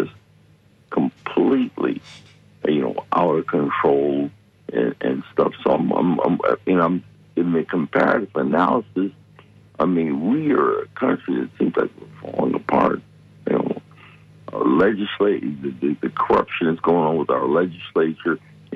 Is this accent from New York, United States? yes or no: no; Detroit, Michigan, United States; I'm from Detroit and grew up in Detroit.